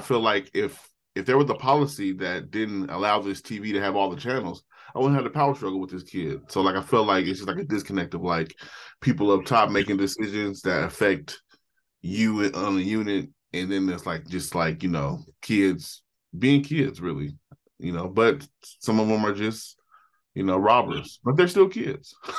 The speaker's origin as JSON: {"language": "English", "town": "Portland", "region": "Oregon", "country": "United States", "tie": "born or raised there", "said": "I'm from Portland, Oregon."}